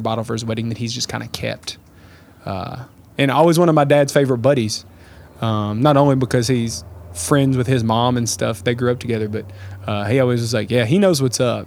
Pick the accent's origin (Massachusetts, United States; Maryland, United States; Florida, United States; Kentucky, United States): Kentucky, United States; Lawrenceburg; I grew up in Lawrenceburg